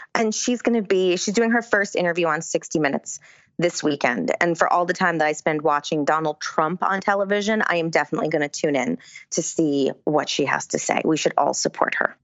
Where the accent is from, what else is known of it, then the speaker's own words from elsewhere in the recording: Rhinebeck, New York, United States; where I grew up in Rhinebeck